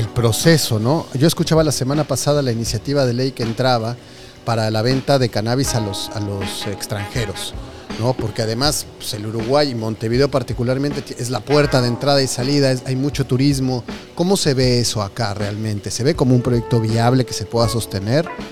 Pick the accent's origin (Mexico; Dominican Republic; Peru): Mexico; yo vengo de México